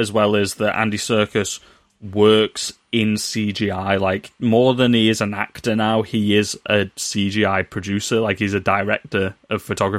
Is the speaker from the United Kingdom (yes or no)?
yes; United Kingdom; Why are we doing bad British accents when we are British?